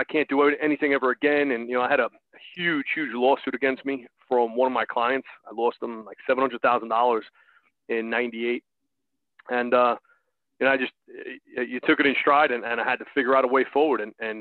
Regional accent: New York, United States; accent: New York; now in Baltimore, United States; Despite the New York accent, I'm born and raised in New York, but I'm down here in the greater Baltimore market now

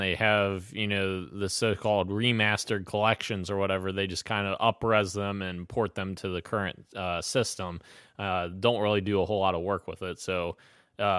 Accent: Kentucky, United States; we're from Kentucky

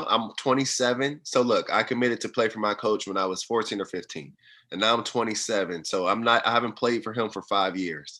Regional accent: Fort Wayne, Indiana, United States; I'm from Fort Wayne, Indiana. I grew up on the south side of town in the inner city area

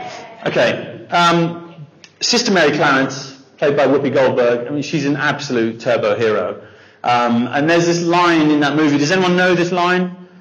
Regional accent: Dubai, United Arab Emirates; So our story, I grew up in Dubai. I was there for 18 years, and Dubai was rad in the 80s. I was born in 81

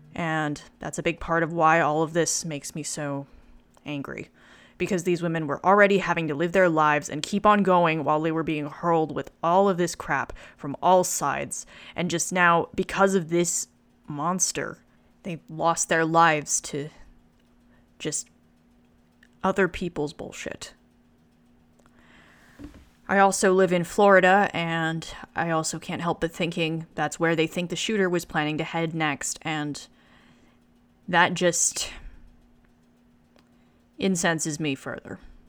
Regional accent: China; I grew up in China because my dad worked there for several years. My Mandarin is comparatively awful given what it used to be because I'm out of practice

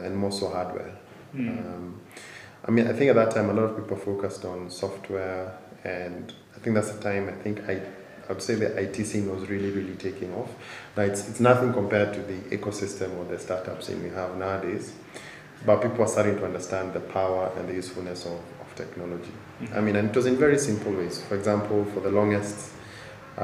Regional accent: Nairobi, Kenya; born and raised in Nairobi, grew up here, did primary and high school here

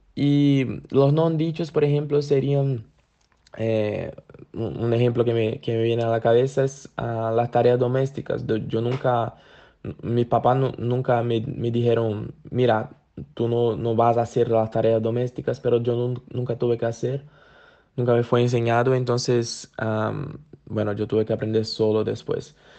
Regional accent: Brazil; soy de Brasil

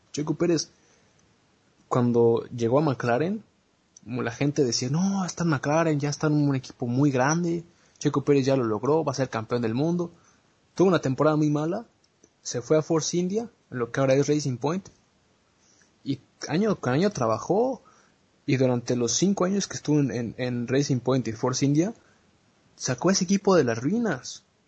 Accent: Mexico; nosotros como mexicanos

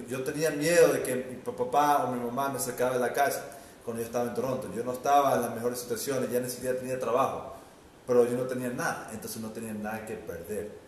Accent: Ecuador; moved away as an adult; no, pero yo me fui del Ecuador, me fui

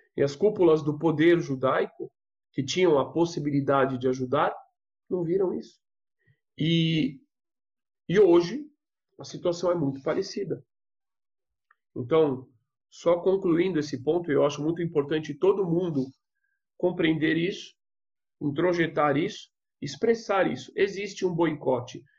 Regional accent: São Paulo, Brazil; eu sou de São Paulo

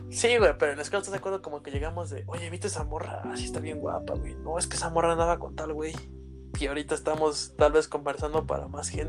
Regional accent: Mexico; aquí en mi país, bueno, aquí en México

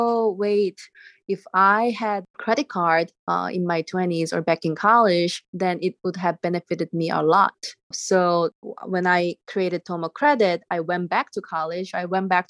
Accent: Seoul, South Korea; English is a second language; moved away as an adult; now in United States; I'm originally from Seoul, South Korea, and I came here for schools, and my parents didn't come here with me

